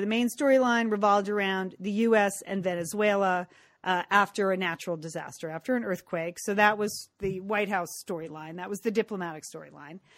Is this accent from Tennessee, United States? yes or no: no; California, United States; speaking as a Californian